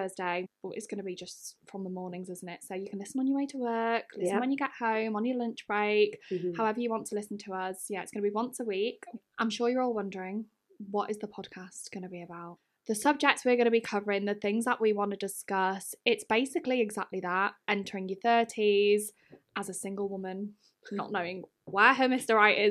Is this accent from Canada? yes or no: no; Wales, United Kingdom; But yeah, I'm Welsh. I live in North Wales. I don't sound Welsh at all, but I do speak Welsh, or Dwi'n siarad Cymraeg.